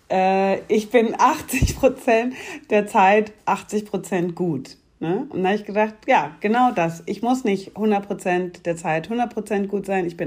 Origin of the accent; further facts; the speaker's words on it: Munich, Bavaria, Germany; born there; Ich bin eine gebürtige Münchnerin, aber keine bayerische Monarchistin.